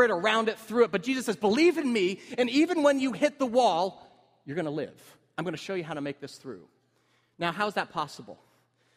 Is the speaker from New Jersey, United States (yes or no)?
yes; Cedar Grove, New Jersey, United States; I met up with my high school friends, Cedar Grove